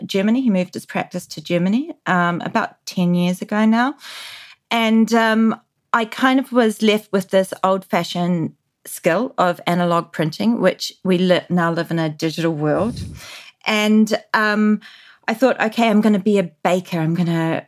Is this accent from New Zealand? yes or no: yes; New Zealand; growing up in New Zealand in the 80s